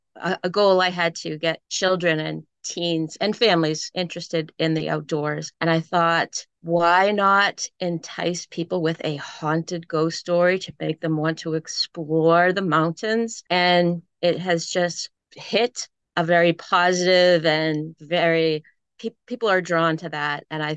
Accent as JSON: {"language": "English", "region": "Southern New Hampshire", "country": "United States", "tie": "born or raised there", "also_born_or_lived": "Nashua, New Hampshire", "said": "I know, we're all from Southern New Hampshire. And now here we are, different parts of the country, for sure."}